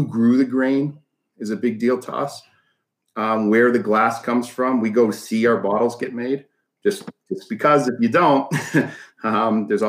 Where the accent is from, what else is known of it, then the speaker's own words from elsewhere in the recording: Canada; moved away; I grew up in Canada, so don't judge too much on that. It's pretty a lot more liberal up there